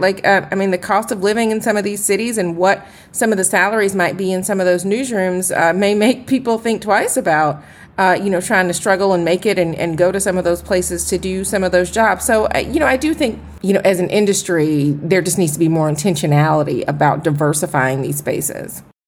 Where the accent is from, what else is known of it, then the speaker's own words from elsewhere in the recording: Atlanta, Georgia, United States; I am from Atlanta